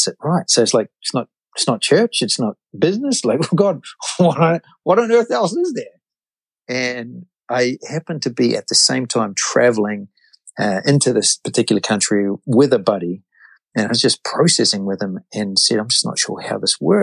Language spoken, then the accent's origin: English; New Zealand; moved away as an adult; now in United States; I'm from New Zealand, and my wife and I, four children